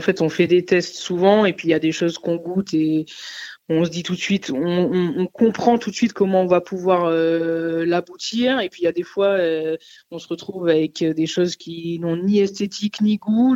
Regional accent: Nice, Provence-Alpes-Côte d'Azur, France; moved away; also born or lived in Paris; je suis niçoise, euh, origine euh, arménienne et sicilienne, donc euh, le pois chiche, j'en ai mangé pendant mon enfance avec la soca, la panisse à Nice

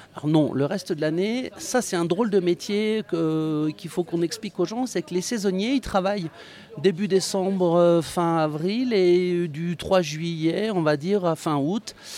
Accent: Savoie, Auvergne-Rhône-Alpes, France; je suis un enfant des stations, mademoiselle. Je suis né en station. Je suis un petit Savoyard

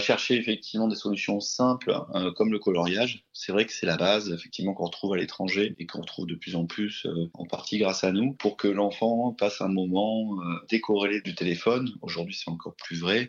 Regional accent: Aix-en-Provence, Provence-Alpes-Côte d'Azur, France; on est natif d'Aix-en-Provence

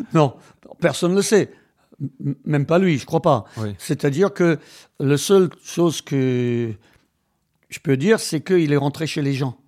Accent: Wales, United Kingdom; French is a second language; moved away as an adult; now in France; j'ai été élevé au Pays de Galles

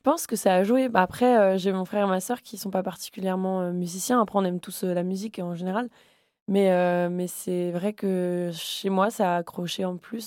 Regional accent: Le Havre, Normandy, France; moved away as an adult; now in Paris, France; j'ai grandi au Havre

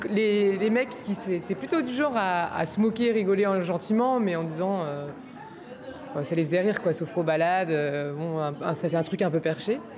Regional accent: Nantes, Pays de la Loire, France; moved away as an adult; now in Paris, France; je suis pas de, Paris à la base. Je, suis de, je suis de Nantes, enfin banlieue, dans un village, donc je suis née à la campagne. Et en fait, en arrivant à Paris il y a 10 ans

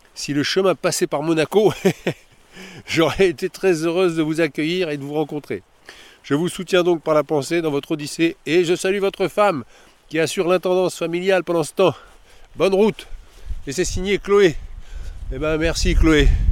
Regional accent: Paris, Île-de-France, France; je suis de Paris

